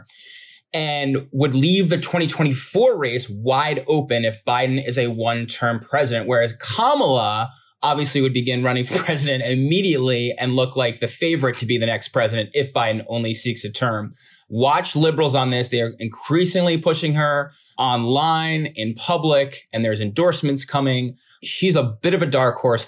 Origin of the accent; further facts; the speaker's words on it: New Jersey, United States; My home state